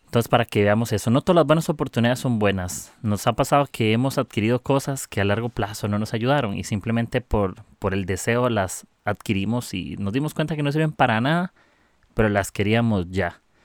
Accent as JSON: {"language": "Spanish", "country": "Costa Rica", "said": "soy de Costa Rica"}